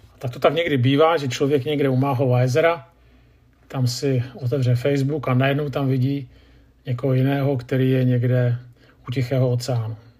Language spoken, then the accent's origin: Czech; Czechia; Jako Češi